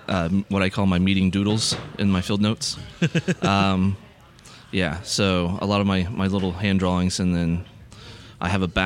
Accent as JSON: {"language": "English", "town": "Indianapolis", "region": "Indiana", "country": "United States", "tie": "born or raised there", "said": "Indianapolis, Indiana. Indianapolis. Yep. Born and raised."}